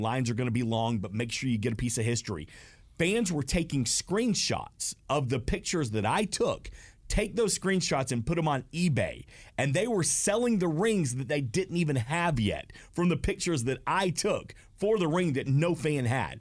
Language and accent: English; Smyrna, Georgia, United States; I was born and raised here in Smyrna